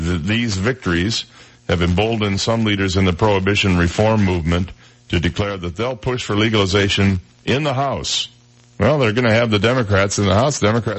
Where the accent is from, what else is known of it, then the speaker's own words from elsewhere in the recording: Michigan, United States; One of them was my home state of Michigan.